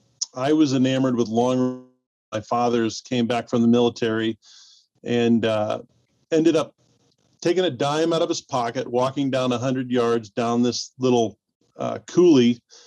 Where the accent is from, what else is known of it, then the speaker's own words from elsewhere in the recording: Peoria, Illinois, United States; my hometown of Peoria, Illinois.